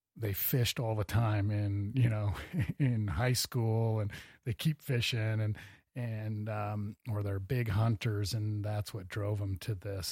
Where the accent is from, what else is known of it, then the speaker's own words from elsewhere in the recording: Cedar Falls, Iowa, United States; now in Bozeman, United States; I was born in Iowa